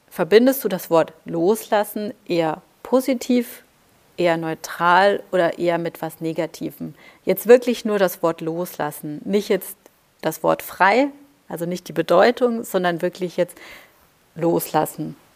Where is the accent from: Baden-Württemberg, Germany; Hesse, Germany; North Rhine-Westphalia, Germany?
Baden-Württemberg, Germany; also born or lived in Bavaria; Da da bin ich in Baden-Württemberg und Bayern groß geworden